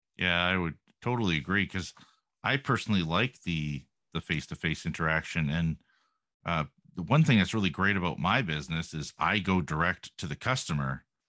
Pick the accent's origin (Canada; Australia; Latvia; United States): Canada; being Canadian